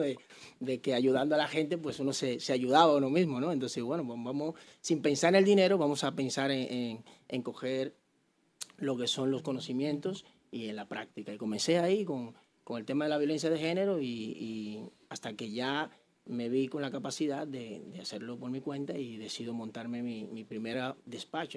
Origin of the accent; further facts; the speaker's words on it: Santo Domingo Oeste, Distrito Nacional, Dominican Republic; moved away; soy de Santo Domingo, yo me crié ahí en Enriquillo de Herrera